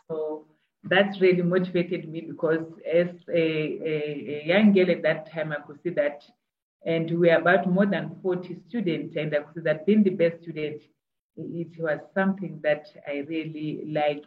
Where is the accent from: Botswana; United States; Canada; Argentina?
Botswana; Matangwane, Central District; when I grew up in Southern Africa, in Botswana, mm-hmm. in a village. I was born in a village called Matangwane Village in the central district of Botswana